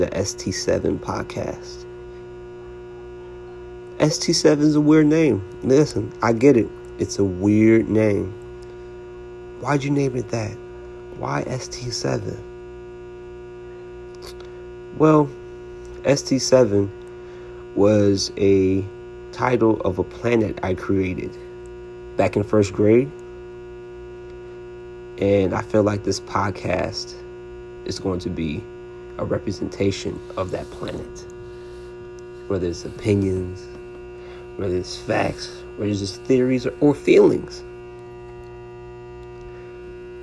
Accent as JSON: {"language": "English", "town": "Naperville", "region": "Illinois", "country": "United States", "tie": "born or raised there", "also_born_or_lived": "Chicago, Illinois / Peachtree City, Georgia", "moved": "yes", "said": "Born in Chicago, Illinois, raised in Naperville, Illinois"}